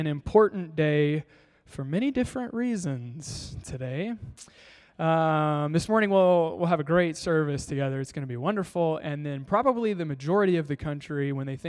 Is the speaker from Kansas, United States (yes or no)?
yes; Kansas, United States; moved away; I'm from Kansas.